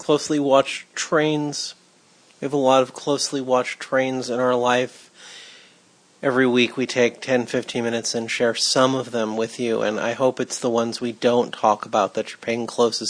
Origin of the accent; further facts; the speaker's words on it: Los Angeles, California, United States; Growing up in Cheviot Hills, my compass pointed straight to 5th and Main.